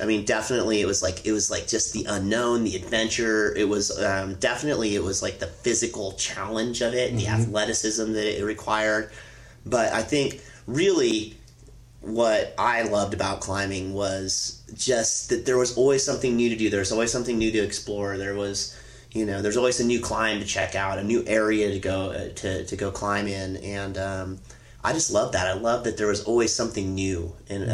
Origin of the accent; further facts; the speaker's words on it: Tollhouse, California, United States; I was born and raised in Toll House